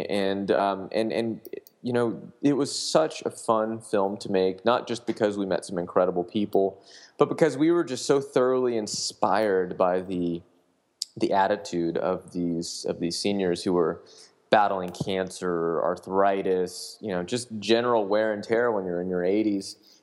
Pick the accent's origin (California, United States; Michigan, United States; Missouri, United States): California, United States; Sacramento; also born or lived in Washington, D.C.; I worked for a legislator in my hometown in Sacramento, uh, the Capitol here.